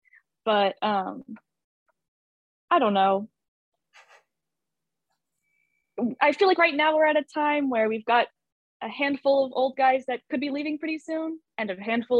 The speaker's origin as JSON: {"language": "English", "town": "Arlington", "region": "Texas", "country": "United States", "tie": "born or raised there", "said": "I grew up in Arlington, Texas"}